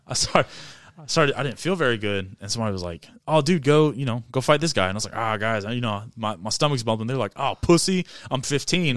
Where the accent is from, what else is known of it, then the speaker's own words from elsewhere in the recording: Avon, Indiana, United States; I'm from Avon, Indiana.